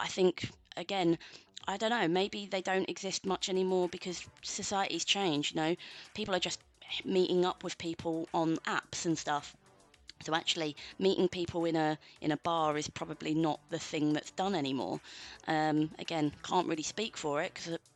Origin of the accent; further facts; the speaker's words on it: London, United Kingdom; now in Manchester, United Kingdom; I'm from London originally